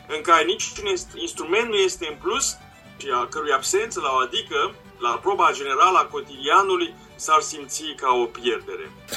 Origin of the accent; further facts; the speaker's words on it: Romania; suntem români, am făcut studii în Occident